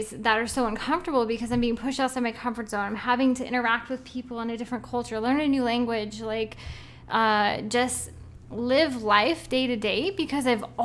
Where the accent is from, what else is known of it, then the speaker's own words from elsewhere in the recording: Oregon, United States; I'm from Oregon